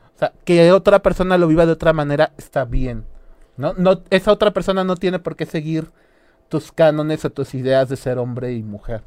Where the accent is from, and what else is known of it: Mexico